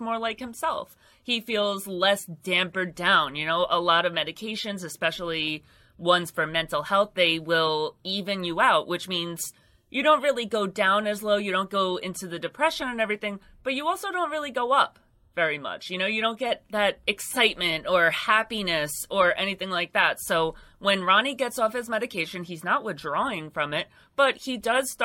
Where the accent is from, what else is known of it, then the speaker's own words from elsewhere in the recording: United States; I'm an American.